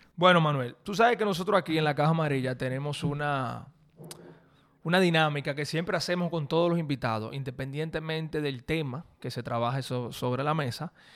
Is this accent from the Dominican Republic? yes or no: yes; Dominican Republic; un dominicano averaje, un, un, una persona como tú y como, bueno, como yo